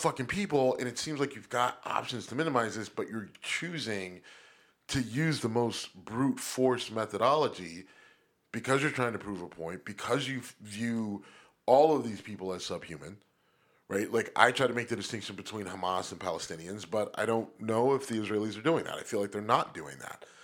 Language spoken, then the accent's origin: English; Youngstown, Ohio, United States; Trafficant from my hometown